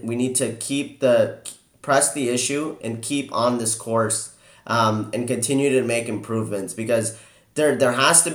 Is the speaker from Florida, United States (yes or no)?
no; Houston, Texas, United States; I'm born and raised in Houston, and I've lived in Texas much of my life